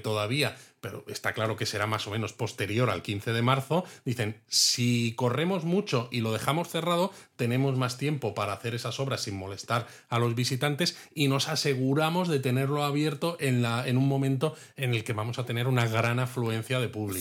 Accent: Spain; a los que somos de España

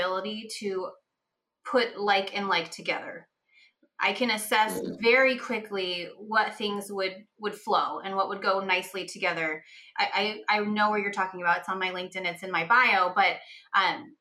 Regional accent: San Francisco, California, United States; I grew up in San Francisco

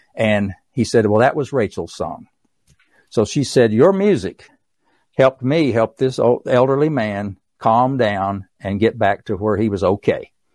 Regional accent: East Tennessee, United States; accent: East Tennessee; my East Tennessee accent

